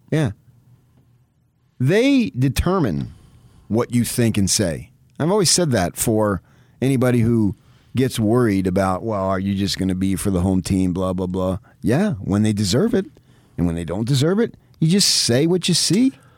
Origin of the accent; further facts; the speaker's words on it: United States; We're American